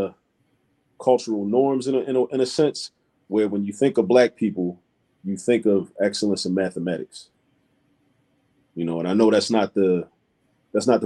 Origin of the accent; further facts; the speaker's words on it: Baltimore, Maryland, United States; now in Philadelphia, United States; I grew up in Baltimore, Maryland